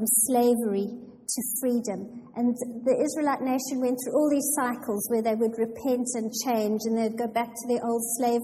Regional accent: South Africa; moved away as an adult; now in England; I was born and raised in a small town in South Africa

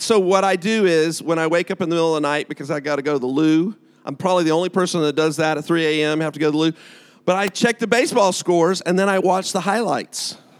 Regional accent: United States; now in United Kingdom; I am from America

